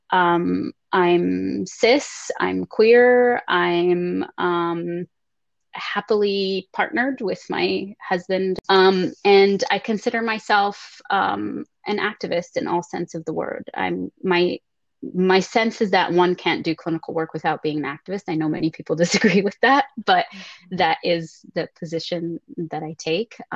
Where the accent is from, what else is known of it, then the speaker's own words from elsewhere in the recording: Lebanon; also born or lived in Canada; now in United States; I was coming straight from Lebanon into the United States. I'd lived in Canada, in very rural Canada, when I was younger for seven years.